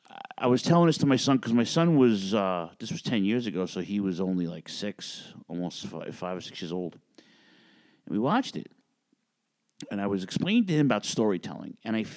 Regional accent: New York City, New York, United States; Final Battle 2012 in my hometown

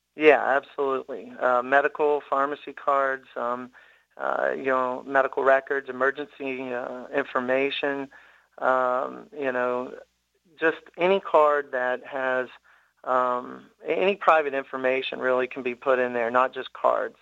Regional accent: Tennessee, United States; born and raised in Tennessee

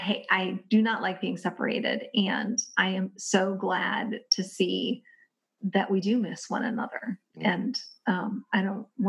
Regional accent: Kentucky, United States; my home state of Kentucky

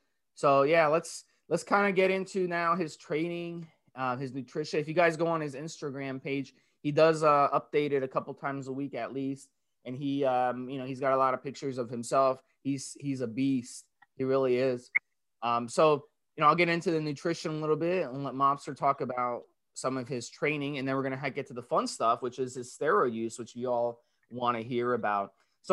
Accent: Dominican Republic; also born or lived in New York; now in United States; being someone who's from the Caribbean, Dominican Republic, growing up in New York

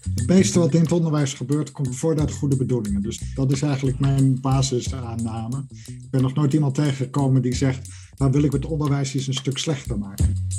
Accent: Netherlands; moved away as an adult; also born or lived in United Kingdom; now in Edinburgh, United Kingdom; geboren in Nederland en sinds ruim 20 jaar werkende in Groot-Brittannië.

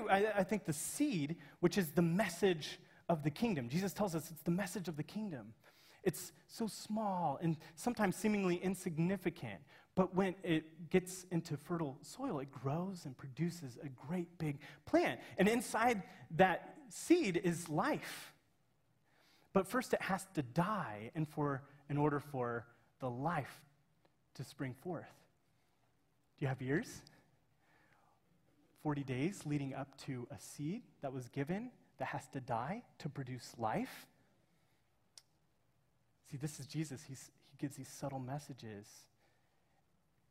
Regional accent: Kansas, United States; I'm from Kansas, and it's our state flower

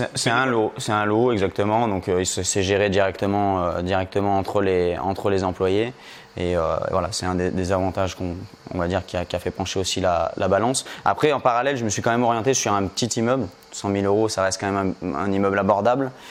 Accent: Lyon, Auvergne-Rhône-Alpes, France; je viens euh, de Lyon, proche de Lyon

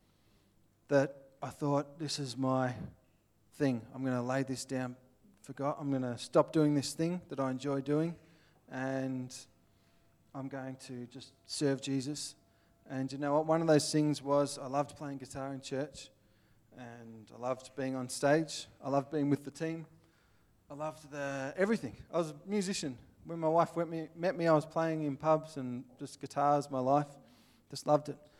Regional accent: Australia; accent: Aussie; I'm from Australia

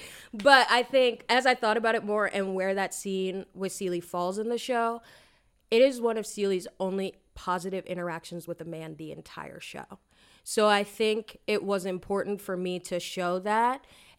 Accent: Lancaster, Pennsylvania, United States; And growing up in this area, I think I mentioned to somebody in the cast, like, oh yeah, I'm from Lancaster

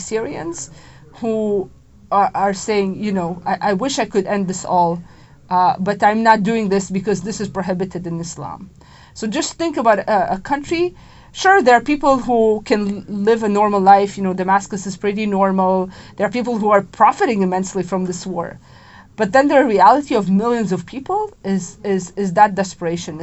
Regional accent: Israel; moved away as an adult; now in Washington, D.C., United States; I'm from Israel

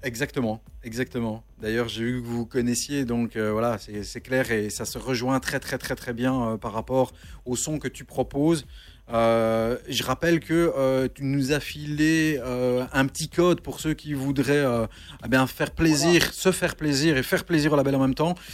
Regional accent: Charleroi, Wallonia, Belgium; on est de Charleroi tous les trois.

